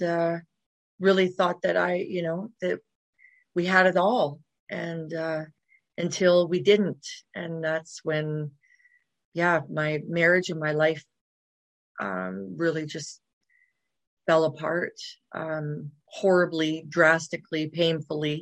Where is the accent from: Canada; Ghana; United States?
Canada; Dawson Creek, British Columbia; moved away as an adult; also born or lived in Kamloops, British Columbia; now in Calgary, Canada; I was born in Kamloops, BC, British Columbia. Yeah. But I mostly grew up way up north, like Dawson Creek, Fort St. John, BC, in that area